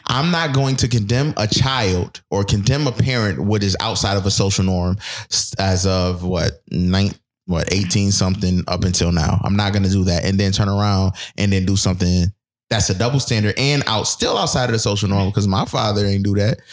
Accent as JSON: {"language": "English", "town": "Buffalo", "region": "New York", "country": "United States", "tie": "born or raised there", "moved": "yes", "said": "I'm from Buffalo"}